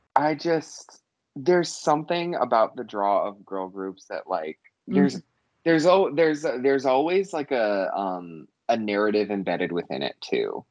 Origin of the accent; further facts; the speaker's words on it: United States; being an American